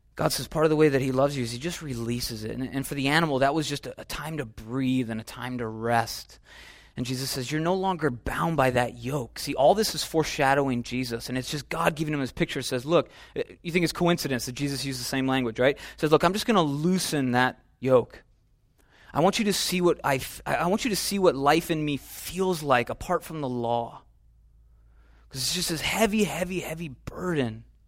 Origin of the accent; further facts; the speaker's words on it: Minnesota, United States; now in California, United States; We're in California, right? I'm from Minnesota.